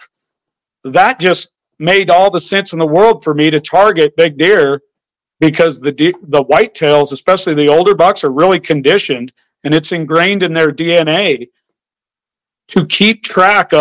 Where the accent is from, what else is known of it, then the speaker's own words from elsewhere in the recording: Idaho, United States; also born or lived in Montana; I grew up in Idaho where there was no feeding, no baiting allowed.